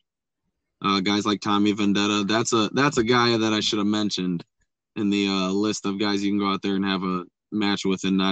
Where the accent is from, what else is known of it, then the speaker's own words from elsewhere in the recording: Buchanan, Michigan, United States; I'm from Buchanan, Michigan